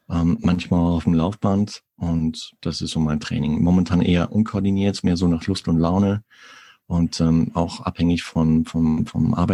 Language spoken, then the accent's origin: German; North Rhine-Westphalia, Germany; also born or lived in Munich; Ich komme gebürtig aus dem Sauerland in Nordrhein-Westfalen und äh, habe lange Zeit in München gelebt, weil meine Frau Münchner Kindel ist.